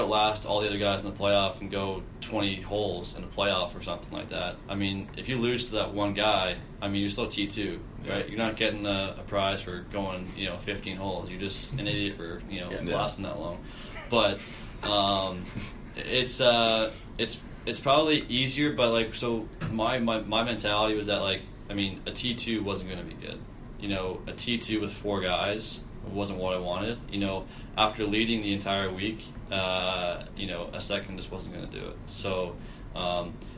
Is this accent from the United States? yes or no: no; Canada; as a Canadian